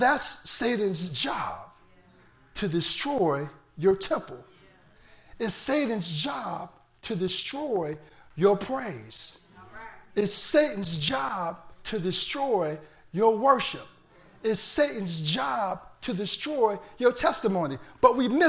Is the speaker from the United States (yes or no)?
yes; Portsmouth, Virginia, United States; I'm from Portsmouth, Virginia.